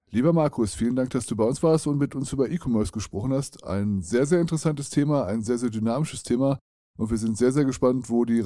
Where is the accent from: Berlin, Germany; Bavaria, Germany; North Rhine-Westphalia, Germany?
North Rhine-Westphalia, Germany; Dortmund; Ja, ich kenne das, ich komme aus Dortmund.